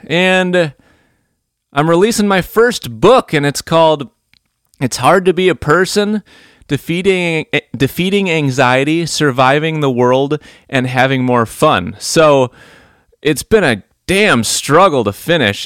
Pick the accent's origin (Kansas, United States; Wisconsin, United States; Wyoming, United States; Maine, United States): Wisconsin, United States; outside of Milwaukee; outside of Milwaukee, Wisconsin